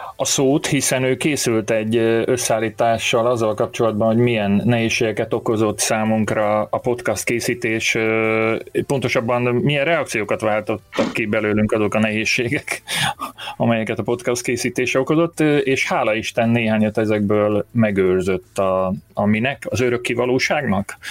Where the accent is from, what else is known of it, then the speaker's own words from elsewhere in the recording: Borsfa, Zala, Hungary; falun nőttem fel. Az, Sala megye Borsa nevű településén